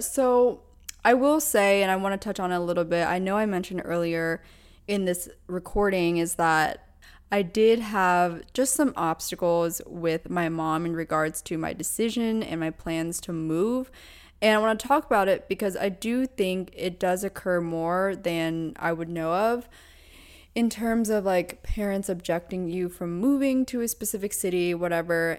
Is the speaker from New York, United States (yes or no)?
no; Pennsylvania, United States; moved away as an adult; also born or lived in Orange County, California; now in Los Angeles, United States; I was born and raised in Pennsylvania